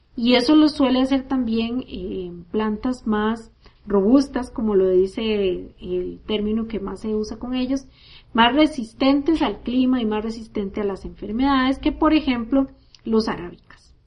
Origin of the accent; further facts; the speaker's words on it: Costa Rica; Yo crecí en Costa Rica